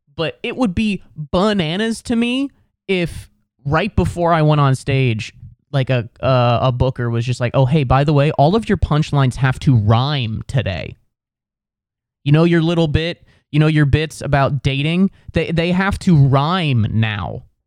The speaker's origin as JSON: {"language": "English", "region": "Ohio", "country": "United States", "said": "I'm from Ohio"}